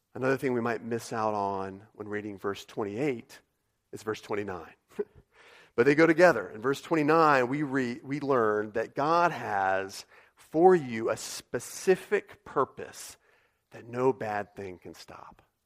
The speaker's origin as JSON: {"language": "English", "country": "United States"}